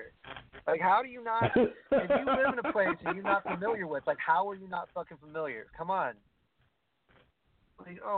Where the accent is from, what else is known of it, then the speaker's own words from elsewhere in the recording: New York City, New York, United States; I'm from Brooklyn